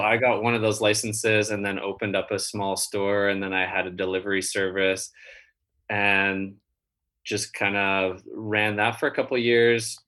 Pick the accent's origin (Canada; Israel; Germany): Canada; also born or lived in San Diego; I'm Canadian